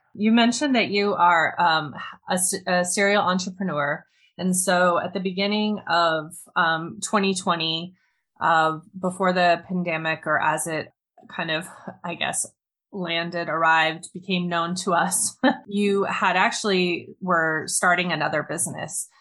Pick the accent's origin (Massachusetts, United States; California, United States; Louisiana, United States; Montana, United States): Montana, United States; I grew up in the mountains of Montana in northwestern US.